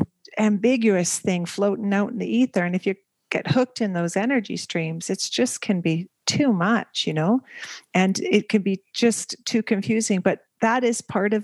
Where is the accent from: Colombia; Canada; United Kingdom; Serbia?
Canada; moved away as an adult; also born or lived in Asia / Middle East; now in Belgium; I am Canadian, and we've been living, jumping from country to country.